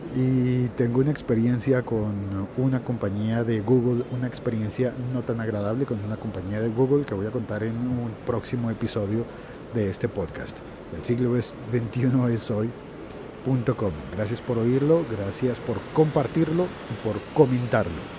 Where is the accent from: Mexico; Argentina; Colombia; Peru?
Colombia; en mi país